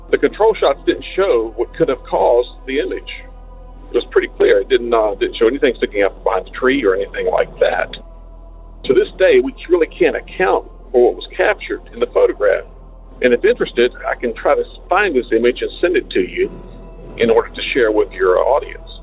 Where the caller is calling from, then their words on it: Virginia, United States; Hi, Derek. I'm … from Virginia.